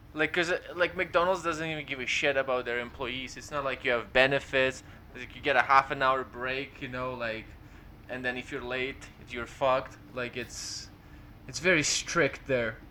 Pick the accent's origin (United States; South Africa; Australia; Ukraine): Ukraine; English is a second language; now in London, Canada; we're Ukrainian